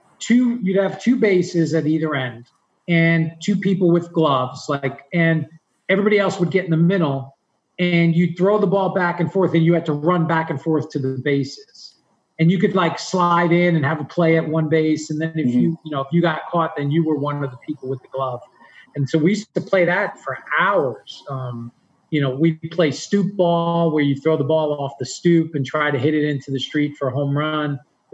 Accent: New York, United States; growing up in New York

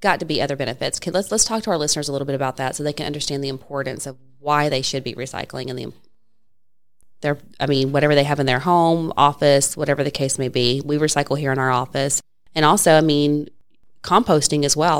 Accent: Tennessee, United States; also born or lived in Georgia; now in Gainesville, United States; raised in Tennessee

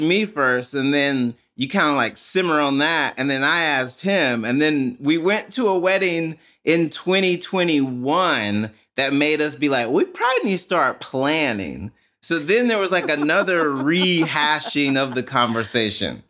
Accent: Jackson, Mississippi, United States; I grew up in Mississippi

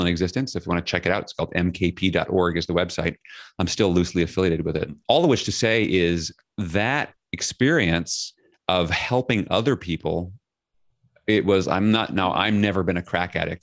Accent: New York City, New York, United States; I grew up in Flushing, Queens, New York City.

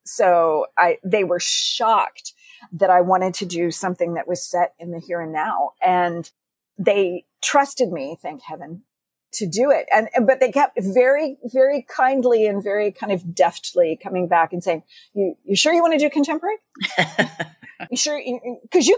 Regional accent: Texas, United States; growing up in Texas

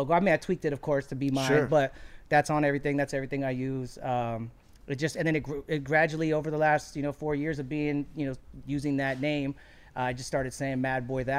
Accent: Anaheim, California, United States; also born or lived in Long Beach, California; we came to Anaheim, and I've been in all over Orange County since then

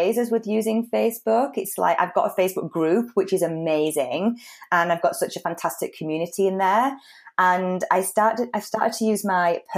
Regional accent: United Kingdom; moved away as an adult; also born or lived in Spain; come back to the UK and meet somebody from my hometown

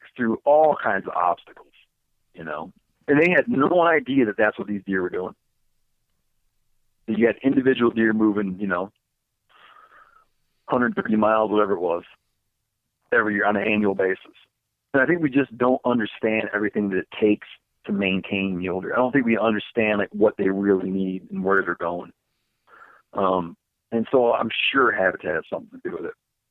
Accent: Michigan, United States; I grew up in Michigan.

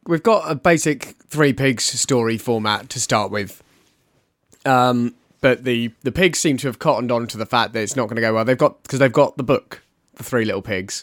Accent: United Kingdom; as a British person

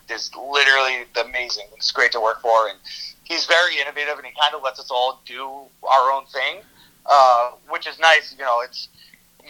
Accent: Cranston, Rhode Island, United States; also born or lived in New York; Originally from Cranston. We're about 20 minutes outside of Providence.

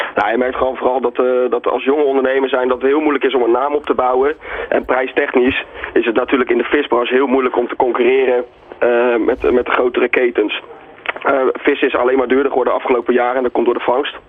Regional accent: Netherlands

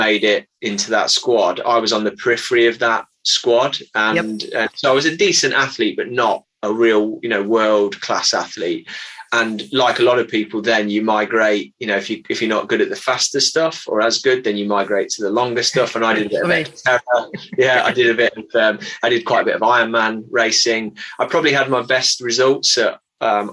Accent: Midlands, United Kingdom; now in Christchurch, United Kingdom; I'm not from here. I grew up in the Midlands in the UK

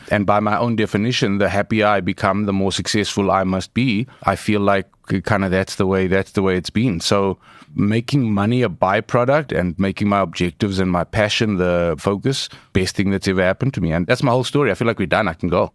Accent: Johannesburg, Gauteng, South Africa; I grew up in Eldorado Park

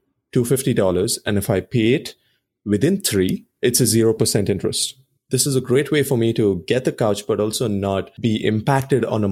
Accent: Bangalore, Karnataka, India; now in United States; Bangalore, India, my hometown

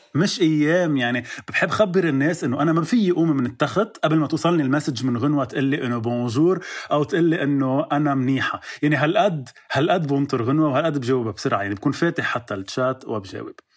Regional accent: Lebanon; عندنا بلبنان

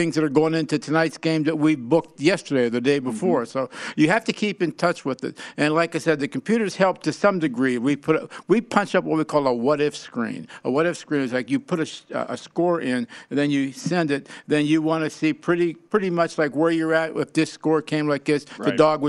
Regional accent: Pittsburgh, Pennsylvania, United States; I'm from Pittsburgh

